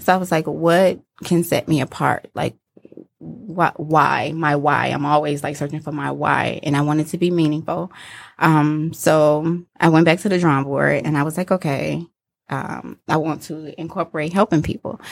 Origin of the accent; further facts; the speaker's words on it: Detroit, Michigan, United States; I grew up in Detroit, uh, near Shane and ninety-four, so the east